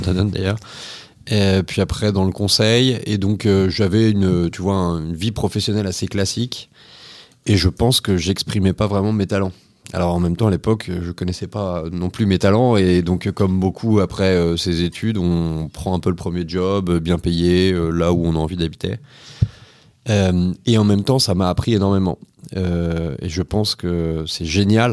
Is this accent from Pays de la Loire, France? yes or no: yes; Nantes, Pays de la Loire, France; j'ai grandi à Nantes. j'ai eu une enfance assez classique, on va dire, de citadin